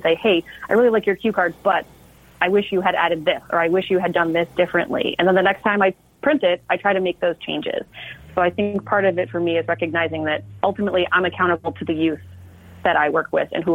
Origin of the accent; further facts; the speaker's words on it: Del Mar, California, United States; now in Seattle, United States; I grew up in Del Mar